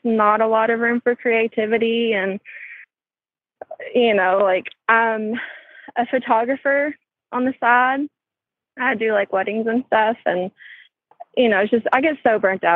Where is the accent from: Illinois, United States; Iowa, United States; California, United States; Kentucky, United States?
Kentucky, United States; central; accent: country; I'm from Kentucky